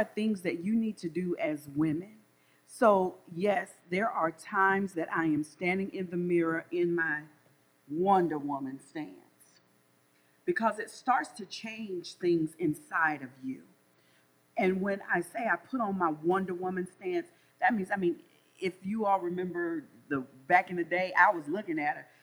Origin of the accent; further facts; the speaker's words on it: the South, United States; accent: Southern drawl; also born or lived in North Carolina; I'm from the South, so I know I have a Southern drawl